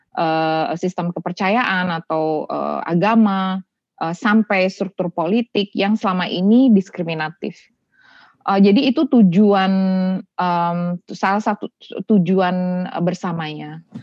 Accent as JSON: {"language": "Indonesian", "town": "Denpasar", "region": "Bali", "country": "Indonesia", "tie": "born or raised there", "moved": "yes"}